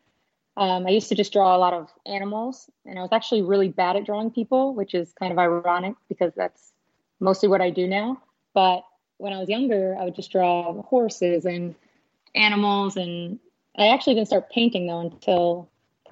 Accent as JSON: {"language": "English", "town": "Chicago", "region": "Illinois", "country": "United States", "also_born_or_lived": "Arkansas", "moved": "yes", "lives_now": "San Diego, United States", "said": "I'm originally from Chicago, Illinois"}